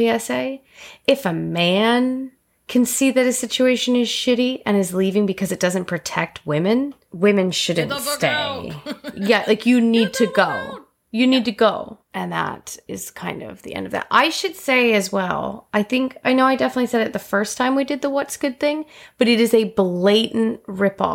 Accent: United States; as an American

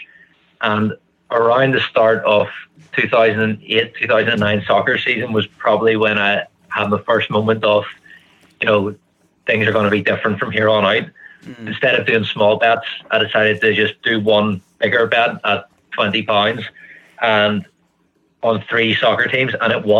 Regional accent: just outside Belfast, Northern Ireland, United Kingdom; I'm from Ireland, just outside Belfast

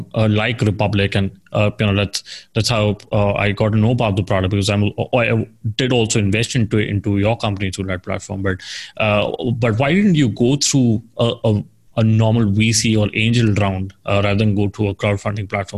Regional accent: India; I worked in an ed tech company and I'm from India

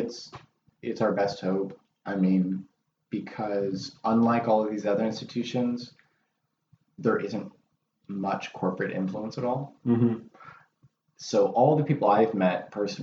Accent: Washington, United States; I'm from Washington

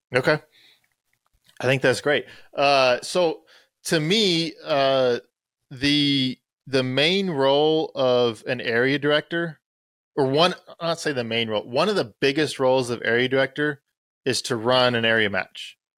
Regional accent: Texas, United States; I'm from Texas

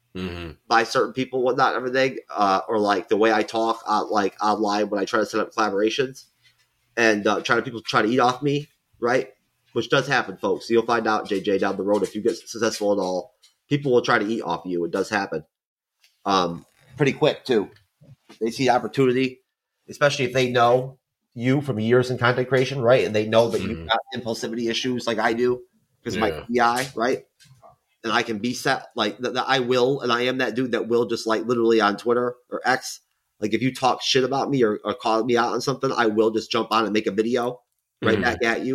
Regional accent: New York, United States; I can't help it if it slips out. I'm from New York.

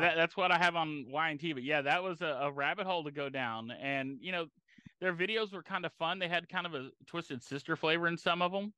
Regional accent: Galveston, Texas, United States; I grew up near Galveston

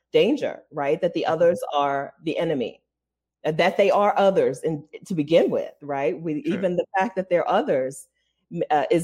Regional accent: Ohio, United States; also born or lived in Delaware; even though we're from Delaware, I grew up in Ohio in a very white place.

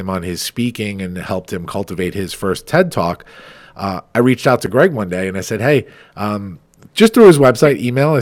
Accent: Farmingdale, United States; I host a TEDx here in my hometown of Farmingdale

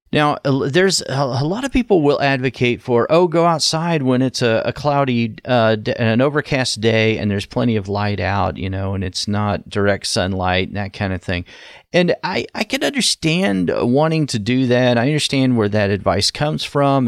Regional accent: Ohio, United States; from my home state in Ohio

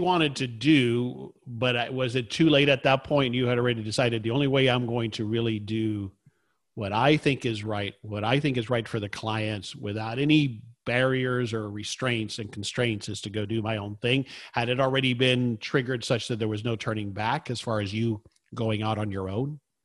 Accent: South Florida, United States; I grew up in South Florida

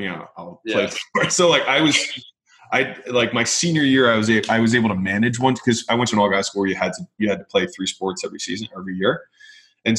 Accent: Baltimore, Maryland, United States; moved away as an adult; also born or lived in Nashville, Tennessee / California; that's where I'm from. I'm from Baltimore

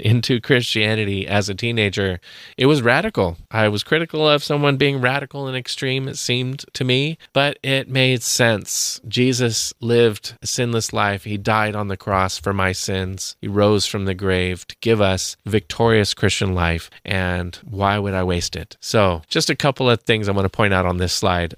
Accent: Santa Cruz, California, United States; I grew up in Santa Cruz, Northern California, very liberal town

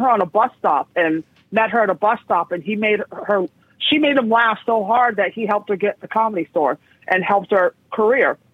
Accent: San Francisco, California, United States; also born or lived in West Hollywood / Hell's Kitchen, New York; now in New York, United States; I grew up in San Francisco

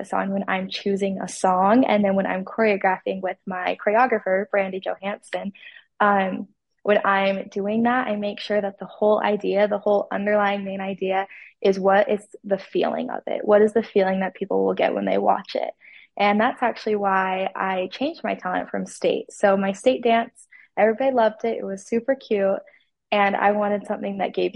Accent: Salem, Utah, United States; I am from Salem, Utah.

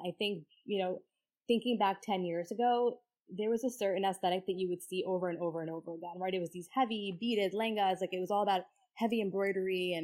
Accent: New York, United States; I'd say it's a typical South Asian family, born and raised in New York

